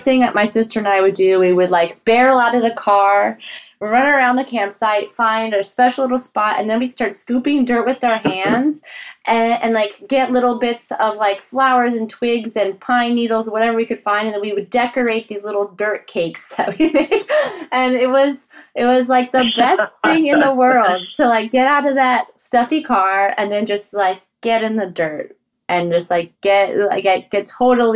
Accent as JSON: {"language": "English", "region": "Colorado", "country": "United States", "tie": "born or raised there", "said": "as a kid growing up in Colorado with parents who were from, like, mountainous areas and former Czechoslovakia"}